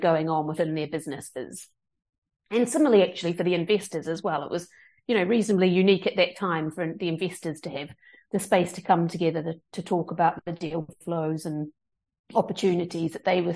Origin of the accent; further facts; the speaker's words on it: New Zealand; moved away as an adult; now in London, United Kingdom; I am from New Zealand, and I immigrated to the UK in 2007 after my university studies